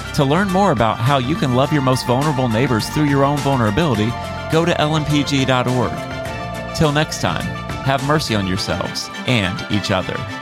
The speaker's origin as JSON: {"language": "English", "country": "United States", "said": "'Cause I'm American. It's my home."}